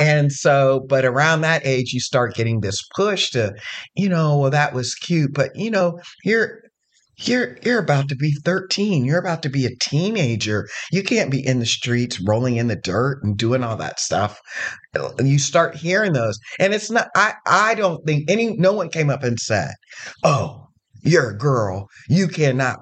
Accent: Zanesville, Ohio, United States; now in Columbus, United States; I come from Zanesville

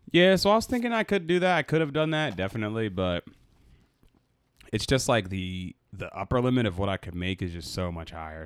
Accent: Boston, Massachusetts, United States; I'm from Boston

